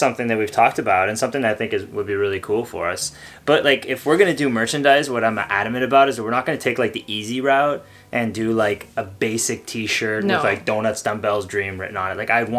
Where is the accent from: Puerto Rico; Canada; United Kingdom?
Canada